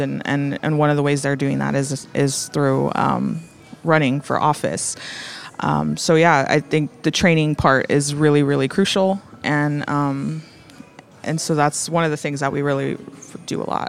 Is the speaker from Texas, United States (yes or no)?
yes; Rio Grande Valley, Texas, United States; I'm actually from the Rio Grande Valley.